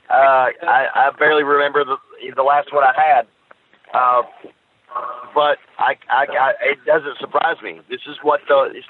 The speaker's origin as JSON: {"language": "English", "region": "the South", "country": "United States", "said": "Uh, well, you got to know I'm from the United States in the southern part, so we don't play a lot of soccer down here."}